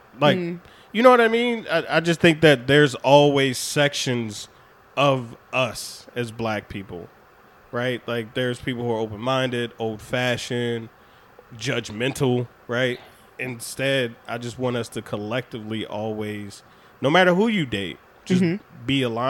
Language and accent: English; Baltimore, Maryland, United States; born there; I mean, but I was born in Baltimore, but I'm a military kid. Like, I've seen so many cultures.